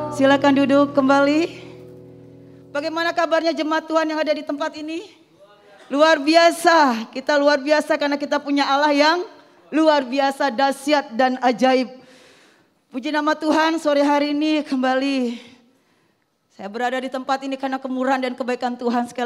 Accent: Bali, Indonesia; saya berasal dari Bali. Orang tua, keluarga besar saya masih menganut agama Hindu.

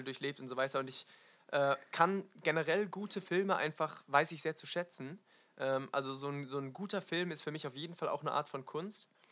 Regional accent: Wiesloch, Baden-Württemberg, Germany; ein Stadtteil in äh, Wiesloch, also meinem Heimatdorf

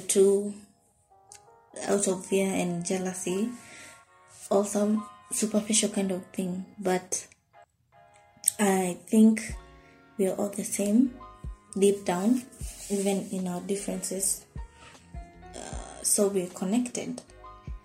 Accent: Nairobi, Kenya; I'm from Nairobi, Kenya

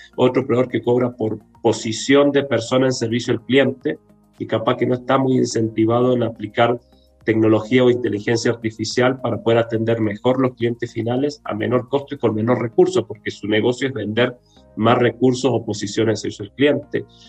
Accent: Córdoba, Argentina; moved away as an adult; also born or lived in Brazil / Buenos Aires; now in Santiago, Chile; yo soy argentino, de Córdoba, la segunda ciudad de Córdoba, ahí me crié, no nací ahí, pero ahí me crié, estudié

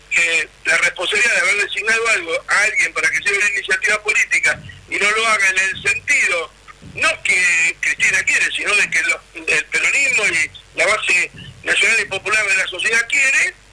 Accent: Argentina; also born or lived in Santa Cruz, Argentina

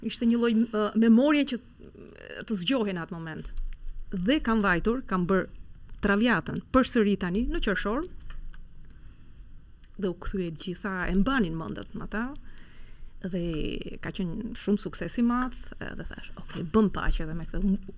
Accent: Albania; moved away; edhe unë po prezantosha si shqiptare.

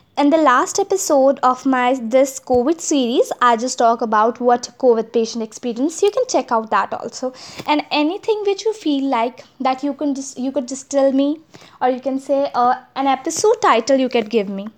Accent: India; As I'm an Indian, I could speak Hindi

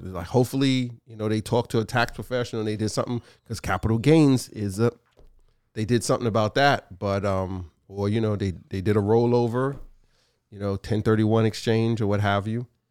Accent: New York City, New York, United States; I love Brooklyn. Born and raised there.

